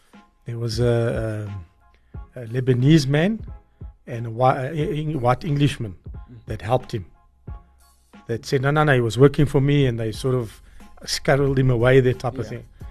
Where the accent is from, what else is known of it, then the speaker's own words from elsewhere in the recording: South Africa; I grew up in Bella Vista